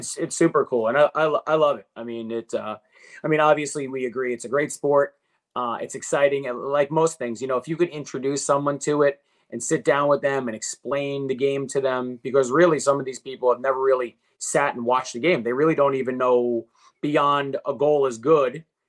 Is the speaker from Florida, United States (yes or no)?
no; Wantagh, New York, United States; I mean, so I grew up in Wanta, my wife in Seaford.